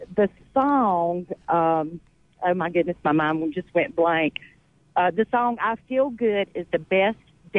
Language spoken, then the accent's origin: English; Augusta, Georgia, United States; I was born in Augusta, Georgia